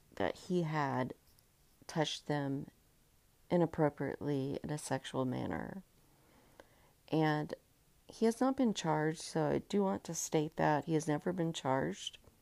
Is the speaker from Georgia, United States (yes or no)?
yes; Georgia, United States; I grew up in Georgia